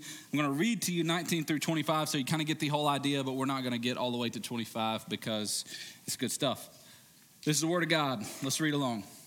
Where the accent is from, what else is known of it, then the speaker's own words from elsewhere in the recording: United States; modern American Christians